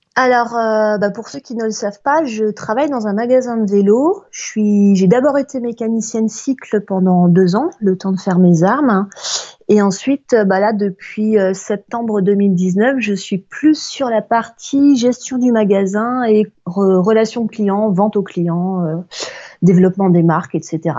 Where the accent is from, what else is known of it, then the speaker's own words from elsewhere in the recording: Alsace, Grand Est, France; now in Paris, France; j'ai passé mes vacances en Alsace, donc je suis retournée dans, ma, dans mon bled d'origine